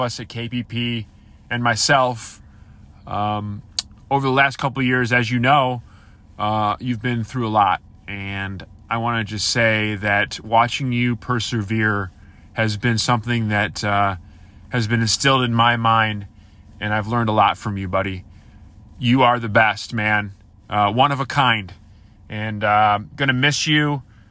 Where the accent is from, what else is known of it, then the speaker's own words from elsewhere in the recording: Minnesota, United States; I'm from Minnesota